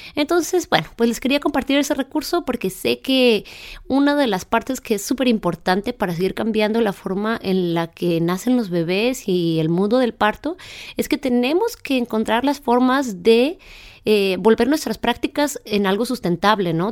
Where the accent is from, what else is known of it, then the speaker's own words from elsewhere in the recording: Chihuahua, Mexico; moved away; yo soy originaria de Chihuahua